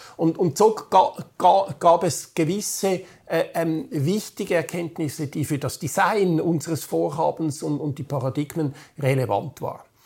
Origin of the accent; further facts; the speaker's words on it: Switzerland; bei uns in der Schweiz